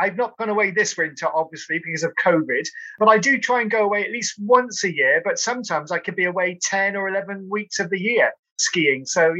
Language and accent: English; Cotswolds, South West England, United Kingdom; I'm from Cotswolds, so we're a bit hilly. We do get a bit of snow occasionally